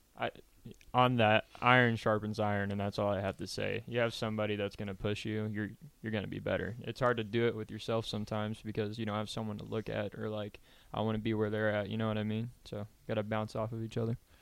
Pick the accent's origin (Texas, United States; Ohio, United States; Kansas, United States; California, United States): Kansas, United States; now in Lincoln, United States; I grew up in Kansas on a ranch